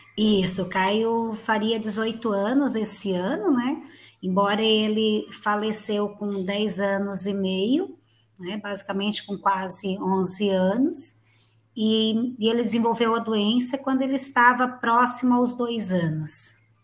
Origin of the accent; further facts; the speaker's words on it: Gravatal, Santa Catarina, Brazil; Eu moro em Santa Catarina, minha cidade natal aqui é Gravatal